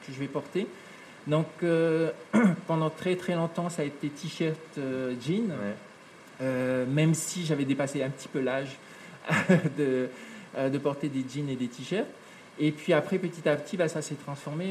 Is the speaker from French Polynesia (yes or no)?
yes; Papeete, French Polynesia; also born or lived in New Caledonia; quand je suis arrivé en, Polynésie, avec, avec ma maman